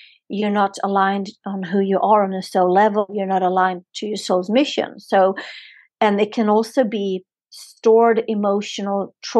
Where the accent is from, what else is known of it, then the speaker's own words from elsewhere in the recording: Sweden; now in Spain; I'm born and raised in Sweden